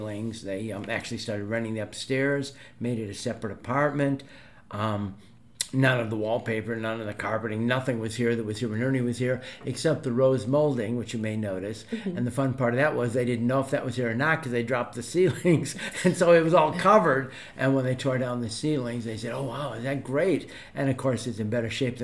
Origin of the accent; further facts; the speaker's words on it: Oak Park, Illinois, United States; I'm from Oak Park